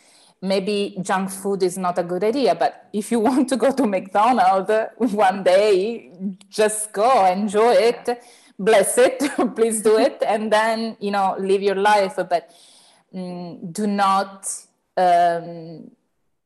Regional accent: Turin, Piedmont, Italy; here in Turin, in my hometown in mm-hmm. Italy

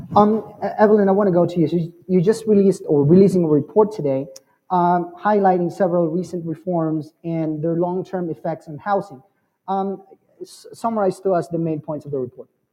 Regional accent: Arizona, United States; now in Denver, United States; I'm from Arizona

